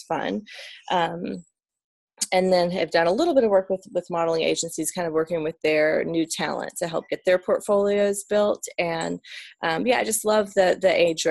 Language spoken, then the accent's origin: English; Atlanta, Georgia, United States; moved away as an adult; now in Northern Virginia, United States; So we're originally from Atlanta, Georgia, and then we live in Northern Virginia outside of DC